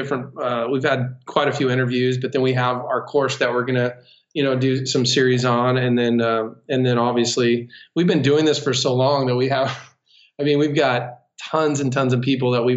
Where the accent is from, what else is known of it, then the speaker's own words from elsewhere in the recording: Yuma, Arizona, United States; I am from Arizona, in southern Arizona, in a place called Yuma